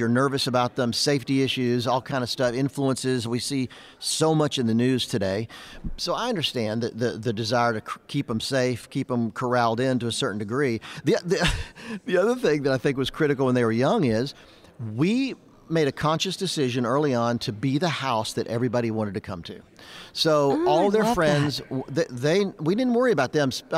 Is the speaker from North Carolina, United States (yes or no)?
yes; Charlotte, North Carolina, United States; I grew up in the South in Charlotte, North Carolina